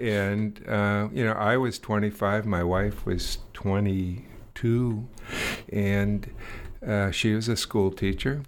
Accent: Bay Area, California, United States; moved away as an adult; now in Eugene, United States; I'm from the Bay Area

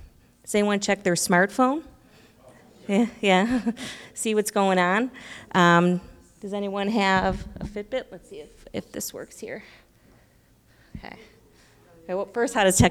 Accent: Buffalo, New York, United States; now in Illinois, United States; I'm from Buffalo, New York

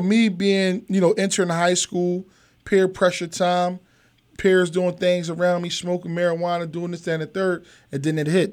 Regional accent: Philadelphia, Pennsylvania, United States; I'm from Philadelphia, Pennsylvania.

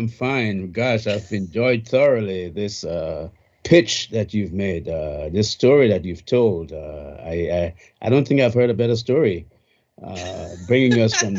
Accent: Crozierville, Montserrado, Liberia; growing up in Crozeville, that's all they talked about there. And everywhere you looked in Crozeville, you saw, for want of a better word, relics of West Indies. Those days, they say we came from West Indies.

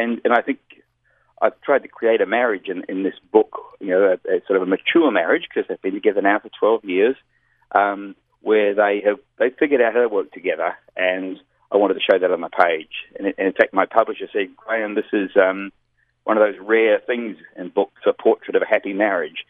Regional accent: Melbourne, Victoria, Australia; also born or lived in New Zealand; Melbourne, Australia, which is my hometown.

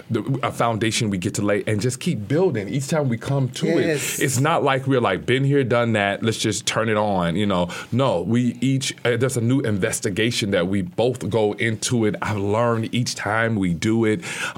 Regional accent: Little Rock, Arkansas, United States; moved away; I'm from Little Rock.

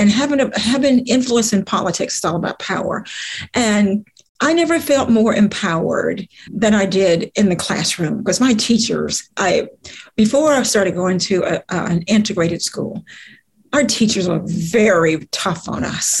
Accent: the South, United States; growing up in the South

